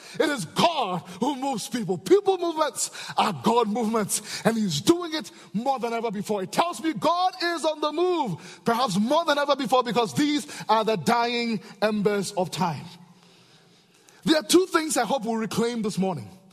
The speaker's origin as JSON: {"language": "English", "country": "Ghana", "said": "back in Africa, I'm from Ghana, West Africa"}